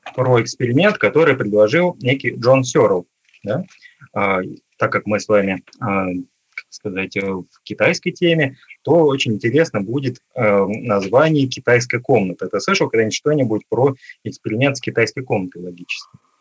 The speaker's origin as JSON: {"language": "Russian", "town": "Khimki", "region": "Moscow Oblast", "country": "Russia", "tie": "born or raised there", "said": "я сам родился в городе Герои Химки, а, под Москвой. А, и, в общем, там провел свое детство"}